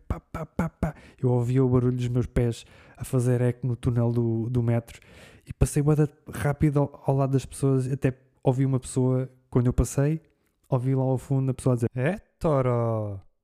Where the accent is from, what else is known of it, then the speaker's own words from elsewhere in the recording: Portugal; eu vim de Portugal.